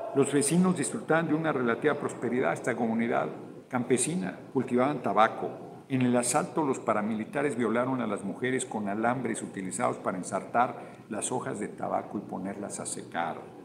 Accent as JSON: {"language": "Spanish", "country": "Mexico", "said": "Yo vengo orgullosísimo de ser mexicano, no, no me voy a ningún lugar yo soy mexicano"}